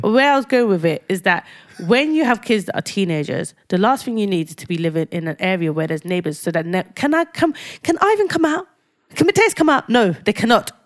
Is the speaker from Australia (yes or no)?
no; London, United Kingdom; I lived in a council flat